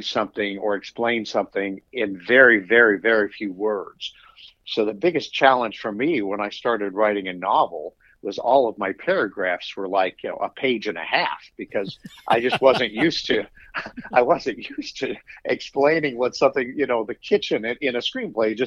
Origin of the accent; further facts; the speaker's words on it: Nebraska, United States; moved away as an adult; now in Charlottesville, United States; I'm originally from Nebraska